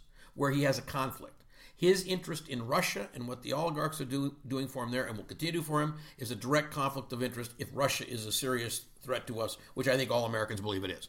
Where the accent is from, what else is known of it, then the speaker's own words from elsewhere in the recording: Canada; I'm Canadian